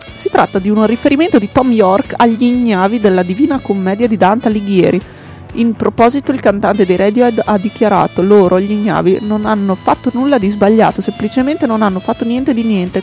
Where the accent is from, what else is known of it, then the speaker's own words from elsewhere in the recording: Emilia-Romagna, Italy; È una bestemmia per un emiliano